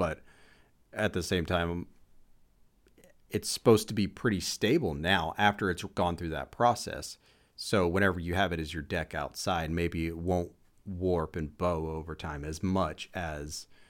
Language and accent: English; United States